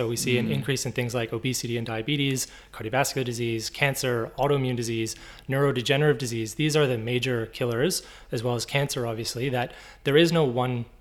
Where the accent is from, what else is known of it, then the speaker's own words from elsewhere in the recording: Canada; accent: Canadian; moved away as an adult; now in Brisbane, Australia; I'm Canadian